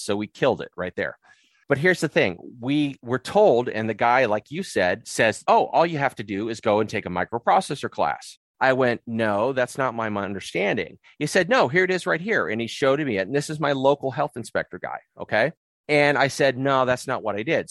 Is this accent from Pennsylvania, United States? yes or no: no; San Diego, California, United States; moved away as an adult; now in Murray, United States; We're from San Diego.